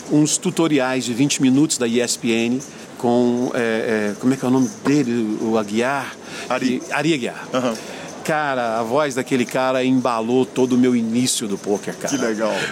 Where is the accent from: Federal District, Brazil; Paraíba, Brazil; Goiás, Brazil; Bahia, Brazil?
Goiás, Brazil; Anápolis; born there; Bom, eu nasci em Anápolis, né, uma cidade do interior de Goiás. Estou hoje com 49 anos de idade.